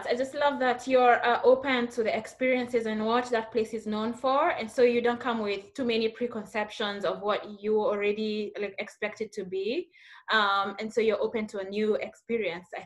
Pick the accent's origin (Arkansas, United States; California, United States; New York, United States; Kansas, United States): New York, United States; Long Island; I grew up in Long Island, New York.